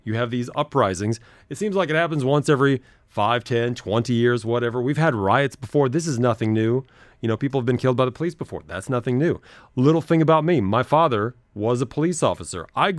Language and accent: English; United States; Stuff going on in my home country. People have asked me, how do you feel about what's happening in the United States right now?